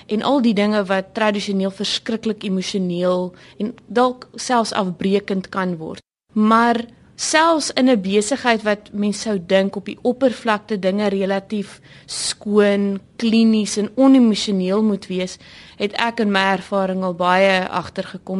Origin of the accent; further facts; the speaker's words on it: South Africa; 'n trotse Suid-Afrikaner